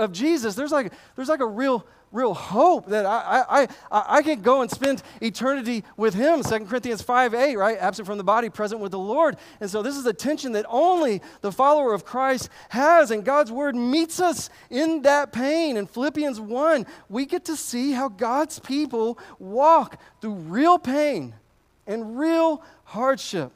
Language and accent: English; United States; As an American, in my American culture of pull yourself up by your bootstraps